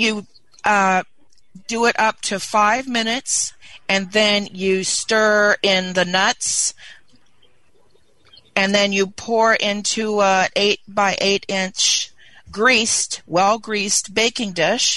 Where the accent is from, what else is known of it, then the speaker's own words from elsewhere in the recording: Carson, California, United States; I'm from Carson, California